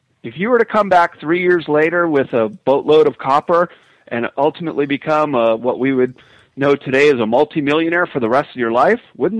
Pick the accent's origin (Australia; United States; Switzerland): United States; Chicago, Illinois; moved away; also born or lived in San Francisco; I grew up in Chicago, and I went there in the city, in the suburb of Lyons, south of Chicago.